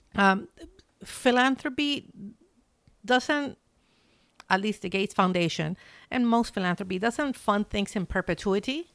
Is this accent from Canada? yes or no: no; Chile; moved away as an adult; now in Seattle, United States; I'm Chilean, that I'm from Chile